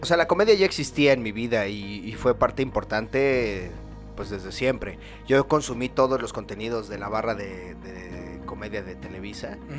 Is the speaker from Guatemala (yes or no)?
no; Mexico; soy mexicano, ciudadano mexicano